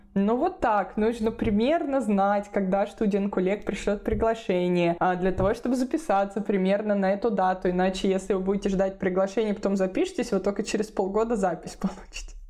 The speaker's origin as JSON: {"language": "Russian", "region": "Moscow Oblast", "country": "Russia", "tie": "born or raised there", "also_born_or_lived": "Bamberg, Germany", "moved": "as an adult", "lives_now": "Germany", "said": "Я сама родилась и выросла в Москве, точнее в Подмосковье, в ближнем Подмосковье"}